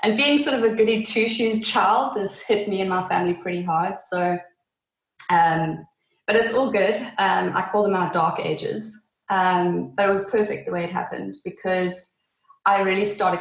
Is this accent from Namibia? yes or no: yes; Namibia; also born or lived in Cape Town, South Africa; now in Swakopmund, Namibia; I was born in Namibia